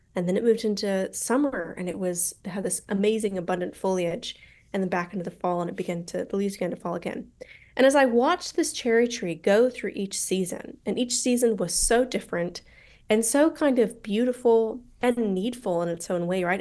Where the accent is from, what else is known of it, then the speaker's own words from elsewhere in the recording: Colorado, United States; accent: American; moved away as an adult; also born or lived in St Andrews, Scotland; now in London, United Kingdom; I'm mostly from Colorado